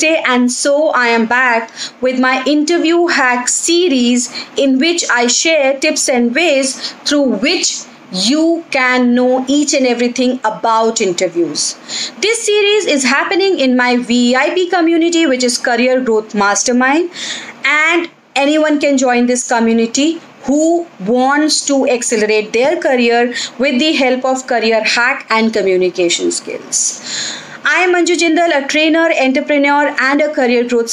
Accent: India; we being an Indian

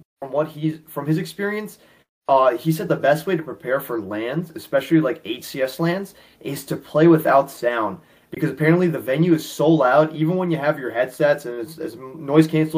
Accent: New York City, New York, United States; I'm born and raised in New York City

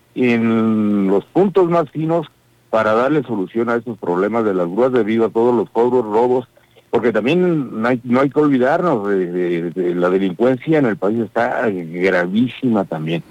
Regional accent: Querétaro, Mexico; Nosotros somos ciudadanos de Querétaro

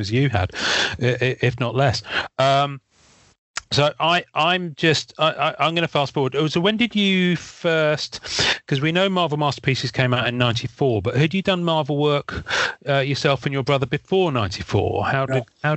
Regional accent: Devon, South West England, United Kingdom; I grew up in Devon

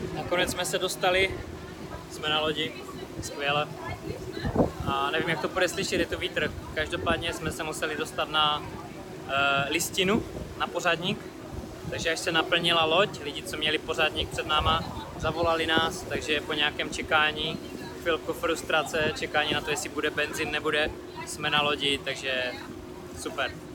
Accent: Czechia

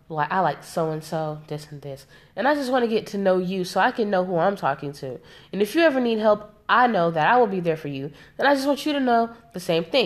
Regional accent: South Carolina, United States; I'm from South Carolina, South Carolina. Like, all of my people are from South Carolina

